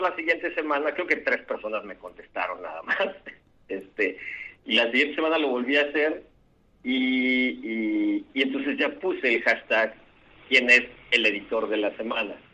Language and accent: Spanish; Tabasco, Mexico; moved away as an adult; also born or lived in Mexico City; now in Mérida, Mexico; Nací en la Ciudad de México, aunque nunca vivía allá, pero creo que he ido todos los años de mi vida. Eh, viví la mitad de mi vida en Tabasco y luego me autoexilié aquí a Yucatán, donde estudié